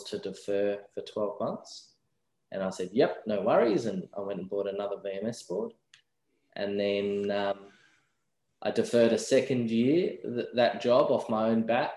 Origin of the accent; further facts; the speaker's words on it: Tasmania, Australia; moved away as an adult; also born or lived in Melbourne; So I grew up in Tasmania and moved over to Melbourne for university